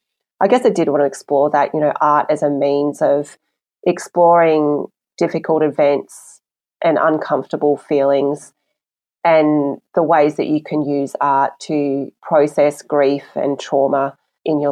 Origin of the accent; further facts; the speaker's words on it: Australia; I'm Chinese Australian. So especially in primary school, you know, I really felt culturally like I didn't fit in anywhere